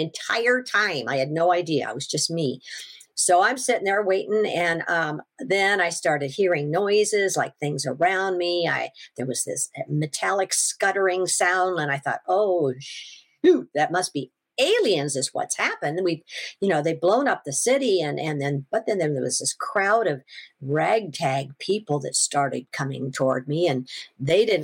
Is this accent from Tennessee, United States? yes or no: no; Washington, United States; I'm from Washington